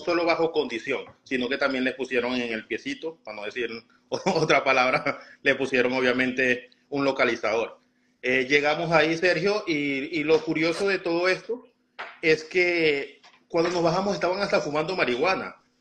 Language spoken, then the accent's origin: Spanish; Venezuela; moved away as an adult; now in Chicago, United States